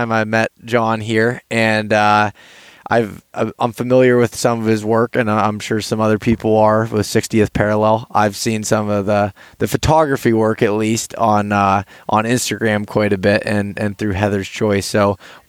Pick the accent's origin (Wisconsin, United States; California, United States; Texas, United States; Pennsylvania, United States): Pennsylvania, United States; coming from the lower 48 and Pennsylvania specifically